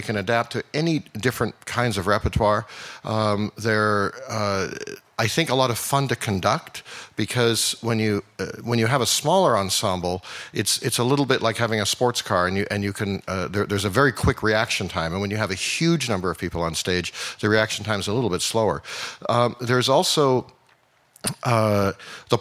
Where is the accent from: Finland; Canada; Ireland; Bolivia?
Canada; Vancouver, British Columbia; now in Houston, United States; I am indeed Canadian, and I'm from Vancouver.